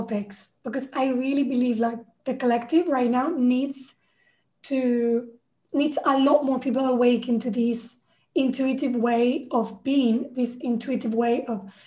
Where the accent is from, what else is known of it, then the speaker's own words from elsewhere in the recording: Spain; I grew up in Spain, I was Catholic